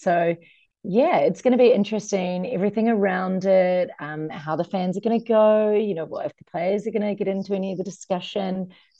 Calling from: Copenhagen, Capital Region of Denmark, Denmark; I'm calling from Copenhagen, Denmark

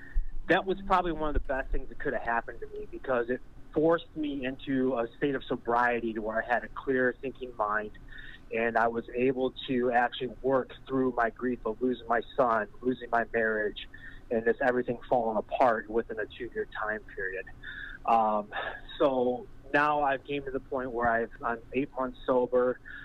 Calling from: Michigan, United States; I'm here from Michigan here. We've been years watching the show.

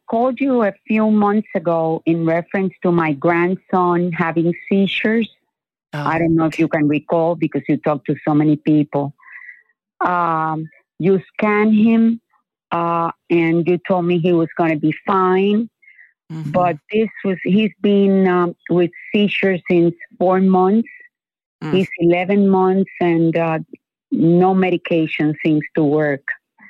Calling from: Miami, Florida, United States; I'm calling from Miami, Florida.

